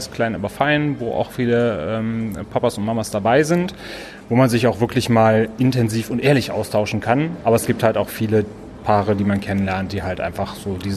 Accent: Wuppertal, North Rhine-Westphalia, Germany; born there; now in Cologne, Germany; Also ich habe früher, ich komme ja gebürtig aus Wuppertal, immer gedacht

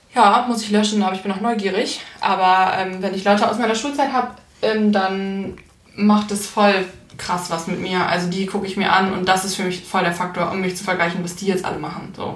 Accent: Hamburg, Germany; ich komme ja aus Hamburg und ich bin halt auch in Hamburg geblieben

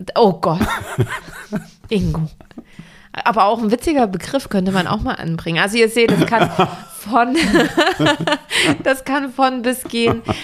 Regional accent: Saxony, Germany; now in Hamburg, Germany; Ich komme aus Sachsen

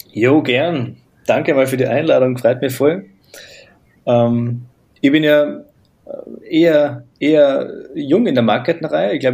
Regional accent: Graz, Styria, Austria; habe dort einen Facharbeiter gemacht bei uns in Graz in Österreich

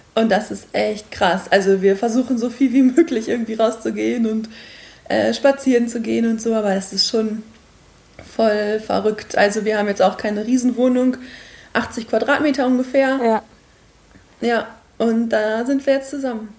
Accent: Quakenbrück, Lower Saxony, Germany; now in Osnabrück, Germany; bin ich aufgewachsen in Quakenbrück

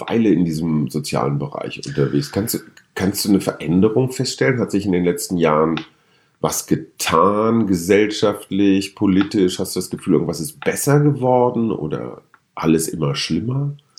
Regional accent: Münster, North Rhine-Westphalia, Germany; now in Berlin, Germany; ich komme aus Westfalen, schon mehrfach erwähnt. Und ähm, nicht weit weg von meiner Heimat, Heimatstadt Münster

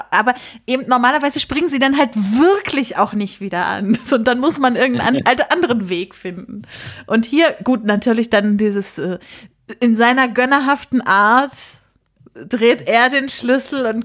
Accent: Lüneburg, Lower Saxony, Germany; das spielt halt in Lüneburg, wo ich herkomme. Und verschiedene Bekannte meiner Eltern sind da als, als Statisten immer dabei.

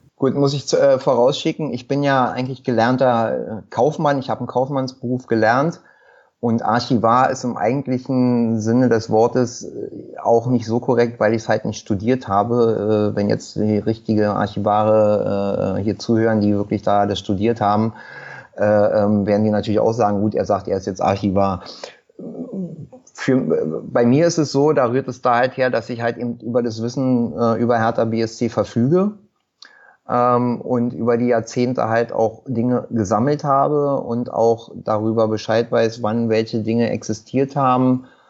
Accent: Berlin, Germany; geboren in Berlin-Wilmersdorf. Mein Kiez ist halt immer Schöneberg-Wilmersdorf gewesen. Äh, hier auch zur Schule gegangen

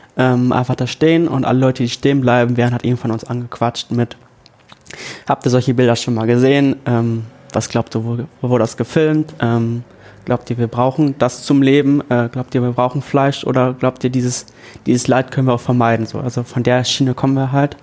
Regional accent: Ganderkesee, Lower Saxony, Germany; moved away as an adult; also born or lived in Hannover; now in Oldenburg, Germany; Ich komme aus Ganakesee

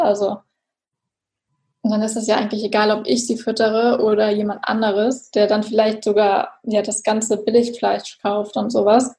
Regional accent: Germany; ich komme aus der Nähe von Hamburg

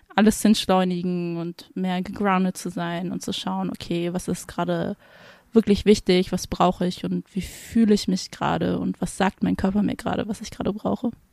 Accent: Hamburg, Germany; moved away as an adult; now in Frankfurt, Germany; ich komme eigentlich aus Hamburg

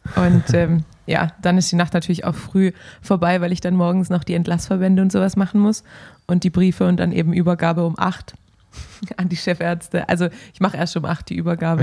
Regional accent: Swabia, Baden-Württemberg, Germany; moved away as an adult; also born or lived in Ruhr area; now in Cologne, Germany; ich bin Schwabe

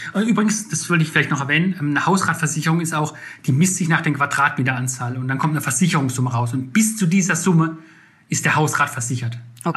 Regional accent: Rhineland-Palatinate, Germany; now in Berlin, Germany; ich komme zum Beispiel ursprünglich aus der Pfalz, da gibt es mehr Rehe wie Menschen

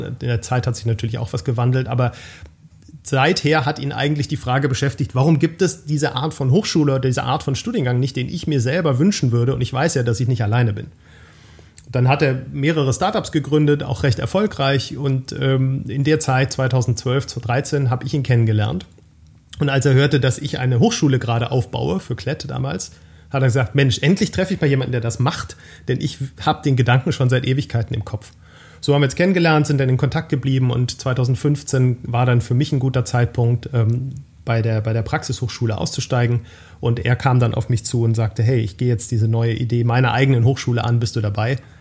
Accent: Baden-Württemberg, Germany; moved away as an adult; now in Ruhr area, Germany; halber Schwabe, halber Pfälzer, geborener Badener

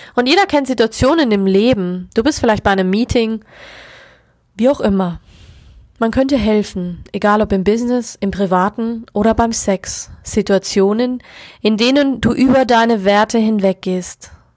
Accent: Germany; bei uns in Deutschland

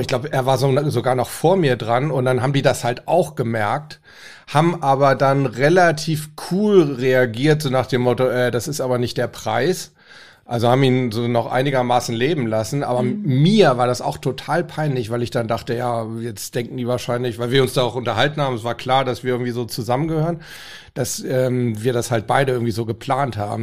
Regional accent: Hamburg, Germany; Ich komme ja aus Hamburg

